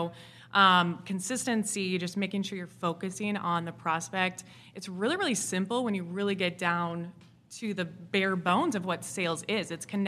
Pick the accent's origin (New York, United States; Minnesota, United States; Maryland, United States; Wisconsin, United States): Wisconsin, United States; accent: Wisconsin; now in Nashville, United States; I'm originally from Wisconsin, so.